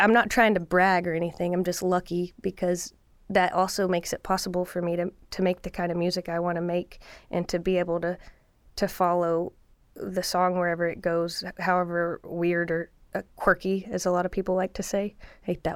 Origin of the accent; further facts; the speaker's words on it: Lubbock, Texas, United States; also born or lived in Mineral Wells, Texas; I'm from Lubbock and Mineral Wells, Texas